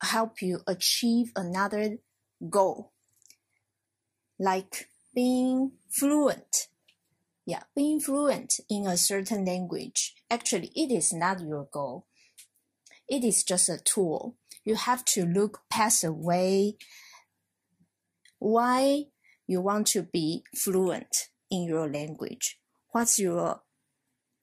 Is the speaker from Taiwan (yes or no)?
yes; Taiwan; English is a second language; moved away as an adult; now in Japan; I come from Taiwan.